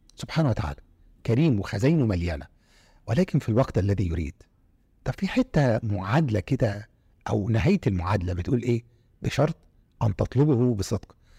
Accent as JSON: {"language": "Arabic", "country": "Egypt", "said": "انا جنسيتي مصري"}